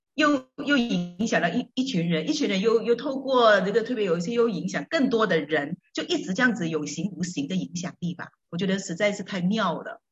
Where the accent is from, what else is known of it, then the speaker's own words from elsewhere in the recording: George Town, Penang, Malaysia; 我是来自马来西亚槟城的